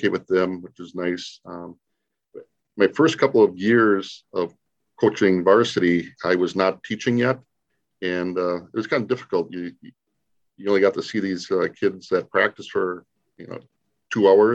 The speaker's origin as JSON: {"language": "English", "town": "Denmark", "region": "Wisconsin", "country": "United States", "tie": "born or raised there", "also_born_or_lived": "Oshkosh, Wisconsin", "said": "I'm originally from Denmark, so I didn't move very far away. Graduated high school at Denmark in 1985"}